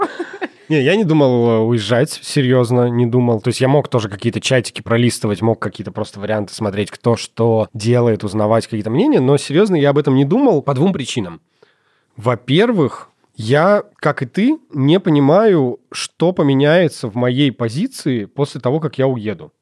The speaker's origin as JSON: {"language": "Russian", "country": "Russia", "tie": "born or raised there", "said": "я родился в России, ж-, живу в России"}